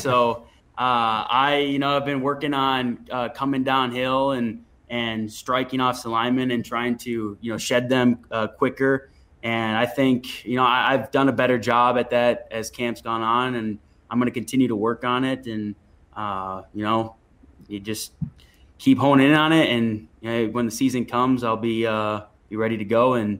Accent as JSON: {"language": "English", "region": "Minnesota", "country": "United States", "tie": "born or raised there", "said": "I did, of course. I'm pretty sure almost any kid growing up in Minnesota had played hockey at some point."}